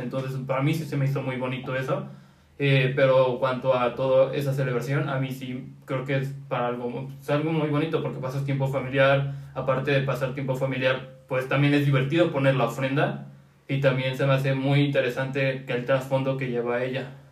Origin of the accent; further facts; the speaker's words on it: Mexico; en los pueblos también tenemos como esa costumbre, bueno, aquí en México